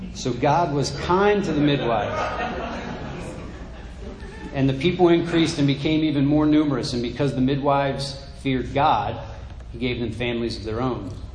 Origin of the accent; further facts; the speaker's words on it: United States; in my mind as American